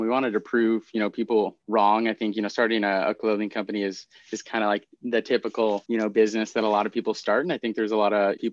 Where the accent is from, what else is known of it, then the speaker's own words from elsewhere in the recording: Minneapolis, Minnesota, United States; moved away as an adult; also born or lived in Seattle, Washington; now in Bellingham, United States; My mom and stepdad, we moved out to Minneapolis. So I lived in Minneapolis through high school